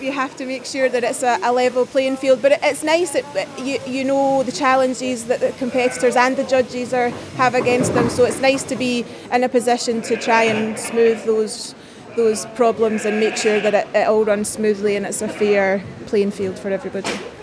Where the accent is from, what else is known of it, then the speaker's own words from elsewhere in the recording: Scotland, United Kingdom; I've competed for a long time as a Scottish representative